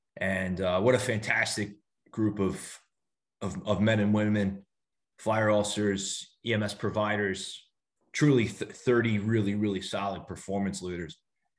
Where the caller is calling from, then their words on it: Missouri, United States; Yeah, I'm calling in from my in-laws in Missouri.